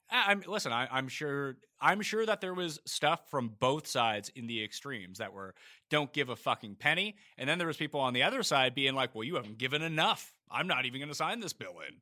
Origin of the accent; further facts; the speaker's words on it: East Coast of Canada, Canada; accent: Canadian; I'm from the East Coast of Canada